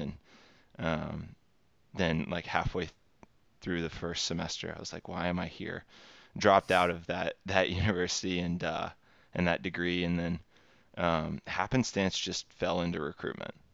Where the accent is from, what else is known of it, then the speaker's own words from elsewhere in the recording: Texas, United States; born and raised in Texas, uh, U S, and then, um, have stayed here my entire life